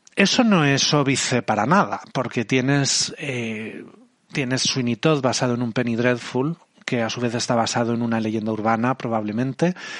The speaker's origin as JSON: {"language": "Spanish", "country": "Spain", "said": "de España"}